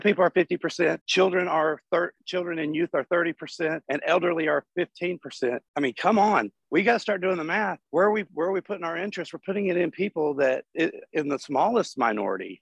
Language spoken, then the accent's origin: English; Chattanooga, Tennessee, United States; I'm from Chattanooga, Tennessee